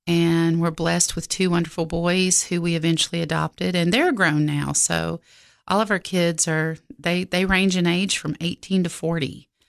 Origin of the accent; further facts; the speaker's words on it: Oklahoma, United States; Yes, ma'am.